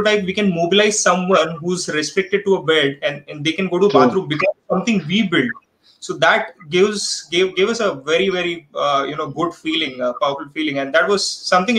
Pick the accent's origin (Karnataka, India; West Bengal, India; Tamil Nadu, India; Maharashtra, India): Maharashtra, India; Thane; also born or lived in Mumbai / Kerala; now in Pune, India; was born in Dadar, Mumbai, grew up around Thane, studied in Kerala, and then work brought me to Pune